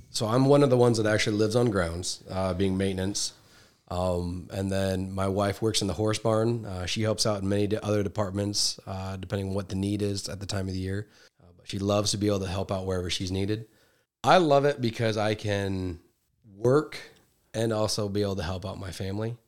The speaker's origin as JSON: {"language": "English", "town": "Iowa Falls", "region": "Iowa", "country": "United States", "said": "I'm from Iowa"}